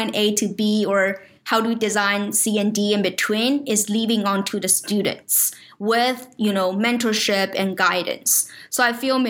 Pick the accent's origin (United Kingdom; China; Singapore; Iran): China; moved away; I grew up in China. So it's like my home country